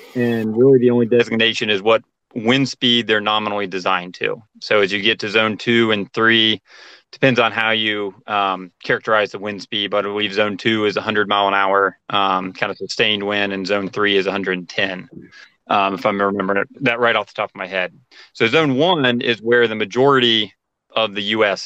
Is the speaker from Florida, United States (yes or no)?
yes; Florida, United States; growing up in Florida, um, on the coast of Florida actually